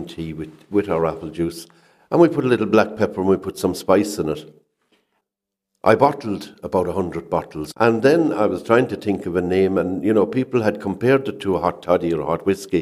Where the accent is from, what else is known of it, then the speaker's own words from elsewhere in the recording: Charleville, Munster, Ireland; I was born and bred in Charleville, about 10 miles away